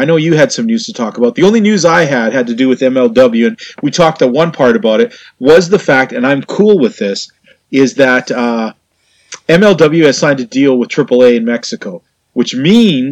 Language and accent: English; Canada; I'm a Canadian